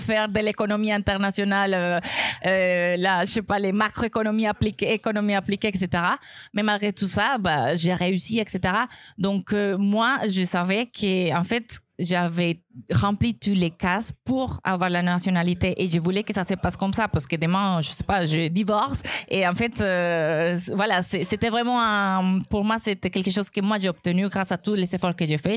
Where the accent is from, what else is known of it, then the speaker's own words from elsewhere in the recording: Colombia; accent: Colombian; French is a second language; moved away as an adult; now in France; mon accent colombien. Ça fait 12 ans que je suis ici